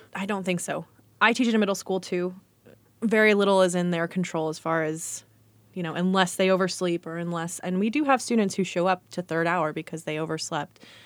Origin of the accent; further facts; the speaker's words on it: United States; I grew up in Johnson County